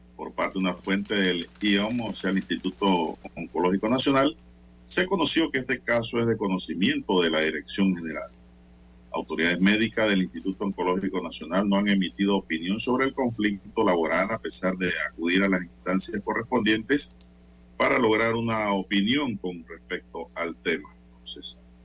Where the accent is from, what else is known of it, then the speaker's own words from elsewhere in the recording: Panama; como panameños